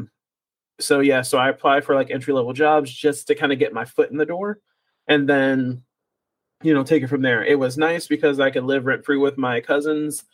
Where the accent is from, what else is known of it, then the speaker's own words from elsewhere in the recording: Ohio, United States; moved away as an adult; now in Dallas, United States; back in my hometown in Ohio